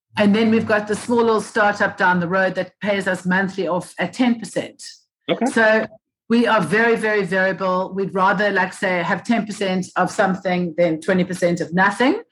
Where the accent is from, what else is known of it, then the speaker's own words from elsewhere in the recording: Cape Town, Western Cape, South Africa; also born or lived in United Kingdom; I was uh, born and bred Cape Town, South Africa